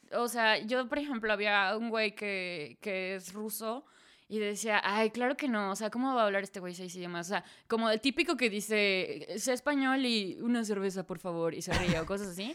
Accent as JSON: {"language": "Spanish", "town": "Celaya", "region": "Guanajuato", "country": "Mexico", "also_born_or_lived": "Dortmund, Germany", "first_language": "Spanish", "moved": "as an adult", "lives_now": "Hamburg, Germany", "said": "Soy de Celaya. Vivo en Hamburgo, en Alemania, desde hace 6, 7 años."}